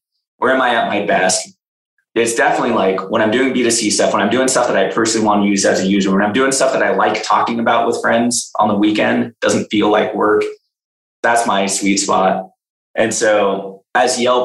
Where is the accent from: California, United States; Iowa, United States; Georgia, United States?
California, United States; Bay Area; also born or lived in Los Angeles, California; I'm from the Bay Area. I grew up in the Bay Area.